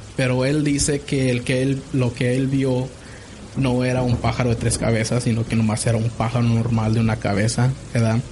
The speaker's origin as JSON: {"language": "Spanish", "region": "Zacatecas", "country": "Mexico", "said": "somos nosotros somos de parte de Zacatecas, las ciudades la ciudad de Zacatecas en el estado de Zacatecas"}